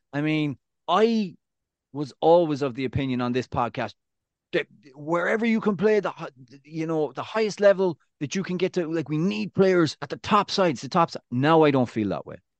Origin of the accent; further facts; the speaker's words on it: Ireland; moved away as an adult; now in United States; I'm, I'm Irish